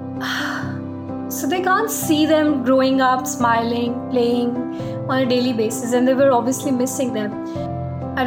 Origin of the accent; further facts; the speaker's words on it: Delhi, India; moved away; I never hugged my teacher back in a disciplined school in Delhi when I was growing up